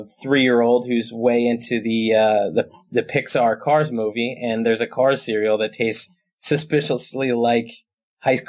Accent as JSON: {"language": "English", "town": "Fair Haven", "region": "New Jersey", "country": "United States", "tie": "born or raised there", "lives_now": "Hoboken, United States", "said": "I live in Hoboken. I grew up in Monmouth County, right down next to Red Bank, a town called Fairhaven."}